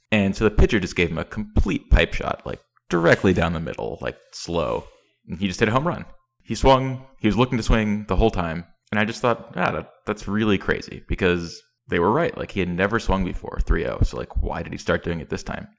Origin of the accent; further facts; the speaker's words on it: East Tennessee, United States; I grew up in Tennessee